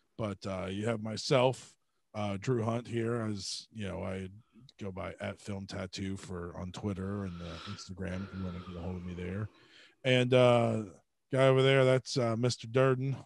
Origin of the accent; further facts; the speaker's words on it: Georgia, United States; growing up in Georgia